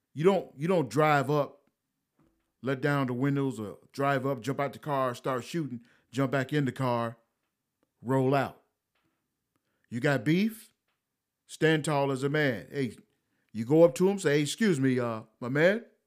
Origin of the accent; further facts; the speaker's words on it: United States; I'm an American